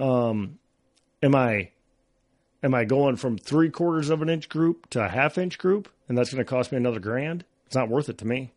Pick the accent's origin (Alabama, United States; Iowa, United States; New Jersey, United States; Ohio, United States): Iowa, United States; growing up in Iowa